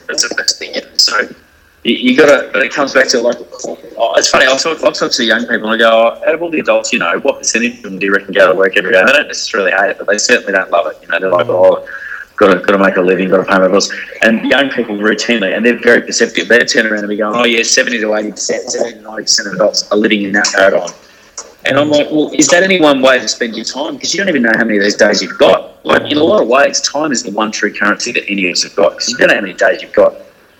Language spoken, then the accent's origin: English; Hong Kong; I grew up in Hong Kong for 6 years. All my primary school years lived in Hong Kong